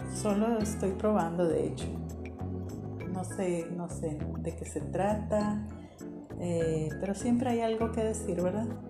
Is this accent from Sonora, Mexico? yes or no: yes; Hermosillo, Sonora, Mexico; soy de Hermosillo, soy mujer